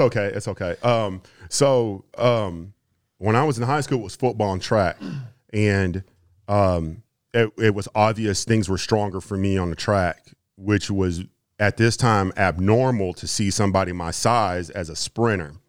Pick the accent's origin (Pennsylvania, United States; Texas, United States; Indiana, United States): Texas, United States; Houston; also born or lived in Kansas; I grew up in Houston.